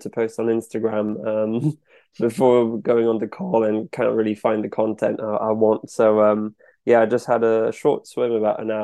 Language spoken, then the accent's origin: English; France; accent: French; moved away as an adult; also born or lived in New York, United States; now in Bath, United Kingdom; I was born in France. France is the only passport I've got. It's 100% French. And at the age of two, we moved to the US near New York, and basically grew up on the beach, running around in the sea all the time from age 2 to 7. Then we moved back to France, and I spent the next 15 years there.